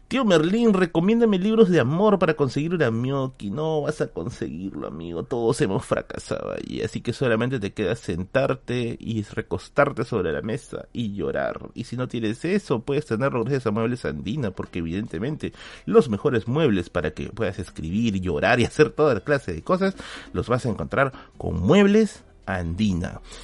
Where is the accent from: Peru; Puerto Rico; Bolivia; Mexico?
Peru; Tacna; Sí, soy, de Tacna